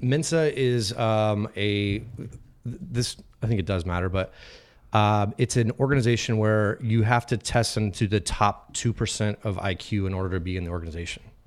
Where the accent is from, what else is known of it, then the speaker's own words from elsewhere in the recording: Phoenix, Arizona, United States; I grew up in Phoenix